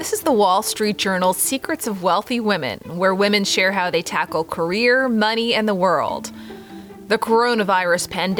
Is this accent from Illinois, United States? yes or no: no; New York, United States; I think being a New Yorker, it's very like direct to the point.